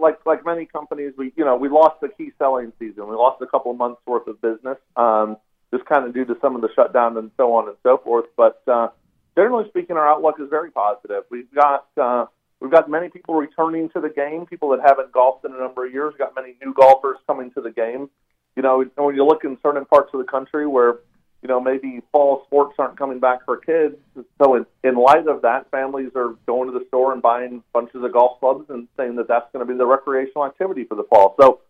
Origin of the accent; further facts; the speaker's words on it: St. Louis, Missouri, United States; now in Georgia, United States; I'm actually I'm from St. Louis originally, so I was a Rams fan until you guys took them back from us.